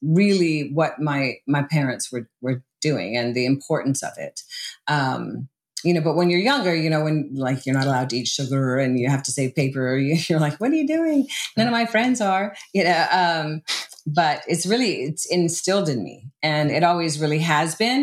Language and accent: English; Southern California, United States; also born or lived in Hawaii; I grew up in Southern California and I went between California and Hawaii